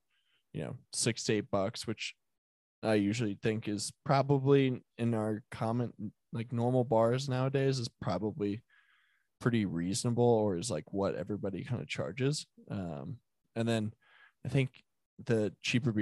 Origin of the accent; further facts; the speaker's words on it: Denver, Colorado, United States; it's where I'm born and raised in Denver, if that's the thing, was the Highlands.